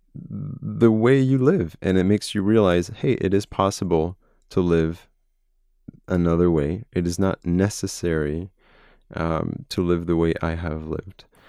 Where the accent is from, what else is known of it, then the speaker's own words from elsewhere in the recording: France; moved away as an adult; now in United States; I'm from France. I was born in France. Uh, my entire family is French